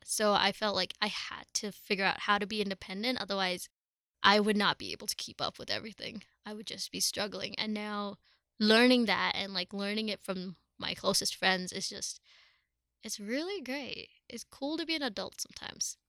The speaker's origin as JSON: {"language": "English", "region": "Dubai", "country": "United Arab Emirates", "tie": "born or raised there", "moved": "as an adult", "lives_now": "Colorado, United States", "said": "I was born and brought up in Dubai, which is in the United Arab Emirates, but my family's from India."}